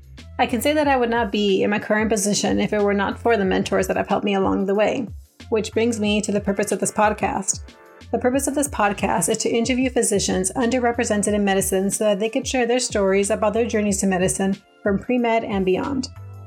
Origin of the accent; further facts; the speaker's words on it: Anaheim, California, United States; moved away as an adult; now in Wisconsin, United States; I am currently a third-year medical student at the Medical College of Wisconsin, but I was born and raised in Southern California, specifically from the city of Anaheim. I'm a first-generation Mexican-American, college graduate, and now medical student.